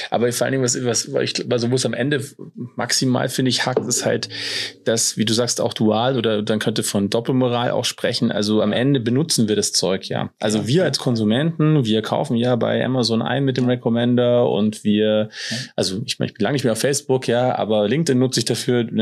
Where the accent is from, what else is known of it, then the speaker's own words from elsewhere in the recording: Germany; born there; also ich bin in der DDR noch geboren, ich habe das ja noch mitbekommen, wenn man halt vieles einfach irgendwie nicht hatte.